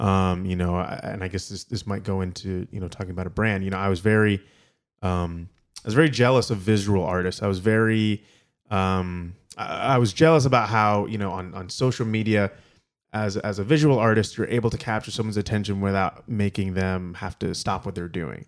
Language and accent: English; Ann Arbor, Michigan, United States; also born or lived in Kalamazoo, Michigan; I'm from Ann Arbor, Michigan